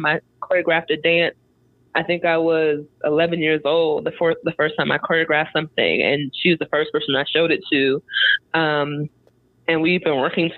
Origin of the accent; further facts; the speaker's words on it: Long Island, New York, United States; now in Durham, United States; I am from Long Island, a Strong Island, New York